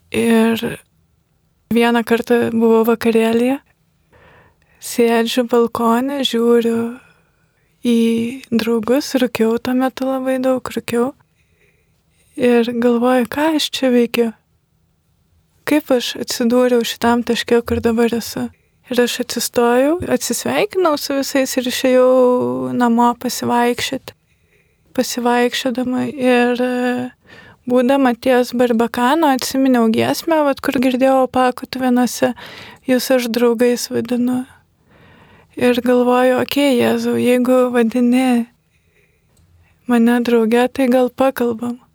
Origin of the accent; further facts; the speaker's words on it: Lithuania; aš esu iš Kulupienų, tai yra gan netoli pakutuvenų kaimo esanti gyvenvietė.